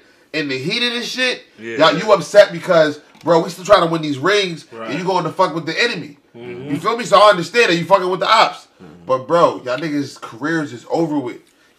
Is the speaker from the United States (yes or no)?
yes; Massachusetts, United States; Y'all, I'm from Massachusetts, bro.